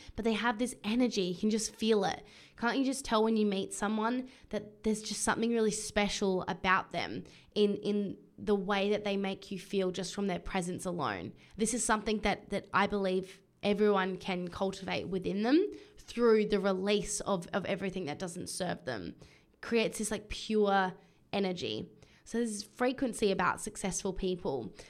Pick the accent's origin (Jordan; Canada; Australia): Australia; Adelaide, South Australia; now in Brisbane, Australia; I have been in Adelaide, my hometown, with my family